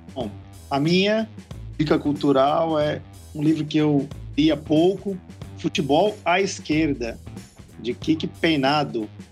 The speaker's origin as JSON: {"language": "Portuguese", "region": "São Paulo", "country": "Brazil", "moved": "yes", "lives_now": "Ceará, Brazil", "said": "eu, como sou paulista"}